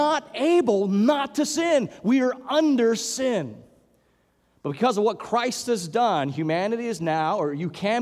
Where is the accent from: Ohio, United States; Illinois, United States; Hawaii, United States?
Hawaii, United States; growing up in Hawaii